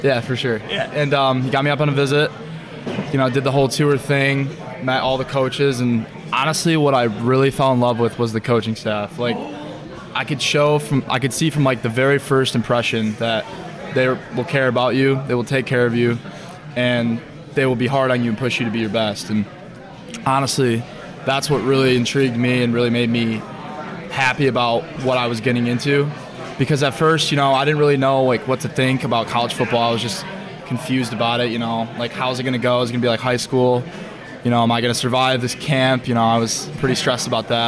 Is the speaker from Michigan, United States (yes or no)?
yes; White Lake, Michigan, United States; I'm from White Lake, Michigan. It's about 30 minutes from here.